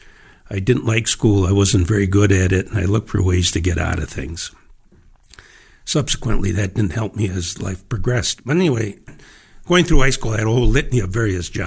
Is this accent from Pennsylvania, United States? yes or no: no; Iron Range, Minnesota, United States; growing up on the Iron Range was really interesting